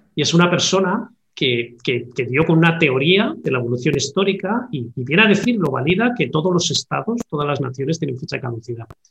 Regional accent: Basque Country, Spain; Yo siendo también eh, vasco de origen

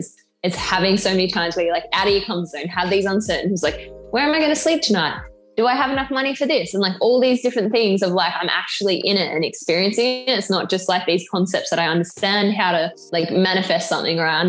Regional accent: Australia; also born or lived in England; I'm from Australia

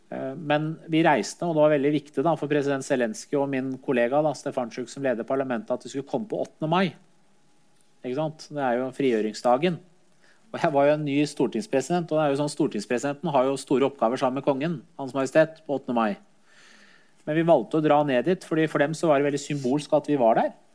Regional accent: Skotselv, Buskerud, Norway; also born or lived in Iran / Drammen; Jeg vokste opp i Skotselva, eh, i det miljøet

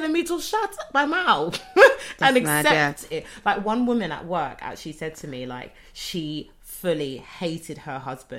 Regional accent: Bermondsey, London, United Kingdom; We're from Bermondsey, so we know.

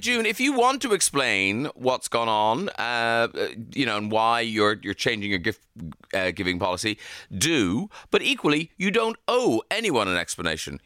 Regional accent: Ireland; We're such an Irish family.

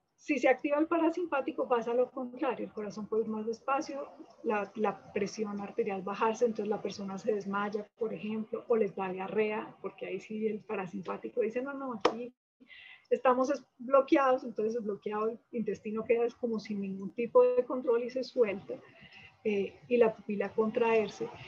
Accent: Manizales, Caldas, Colombia; moved away as an adult; now in Bogotá, Colombia; yo soy de Manizales, eh, estudié medicina en la Universidad de Caldas y después vine a Bogotá

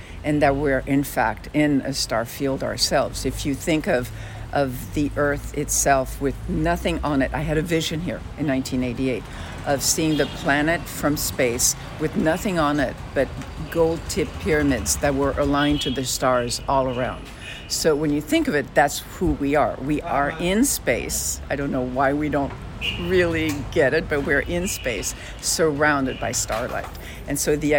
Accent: Carthage, Tunis Governorate, Tunisia; now in Los Angeles, United States; my mother's Tunisian and I was raised in Tunisia

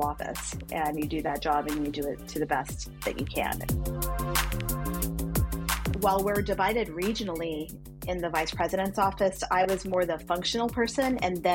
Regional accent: El Paso, Texas, United States; moved away as an adult; also born or lived in Philadelphia, Pennsylvania; I grew up in a border town. I grew up in El Paso, Texas, and I spent most of my life there until I ventured off to college on the East Coast

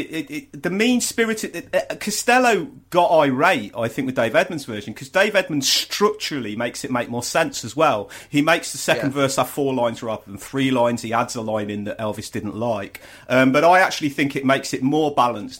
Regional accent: Coventry, West Midlands, United Kingdom; I'm from Coventry

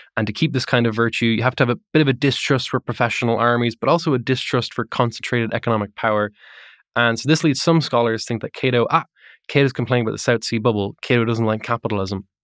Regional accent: Ireland; I'm not from America, I'm Irish

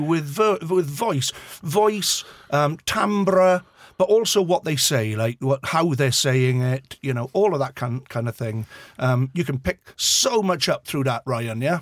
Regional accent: Swansea, Wales, United Kingdom; accent: Swansea; I was born and bred in Swansea

